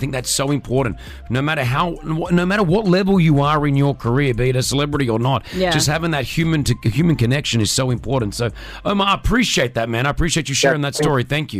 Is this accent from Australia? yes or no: yes; Australia; moved away as an adult; now in Dubai, United Arab Emirates; I'm from Australia, I'm Lebanese background